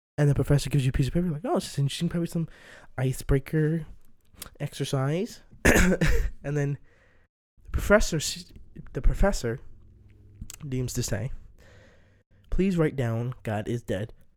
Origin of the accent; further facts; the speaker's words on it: DMV area, Maryland, United States; born and raised in Maryland, D N V area.